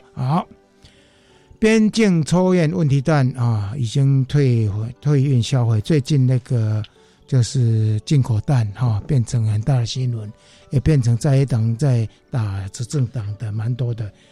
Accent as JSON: {"language": "Chinese", "region": "Yunlin County", "country": "Taiwan", "tie": "born or raised there", "said": "我们家乡的嗯。云林县的那个博阿寮港"}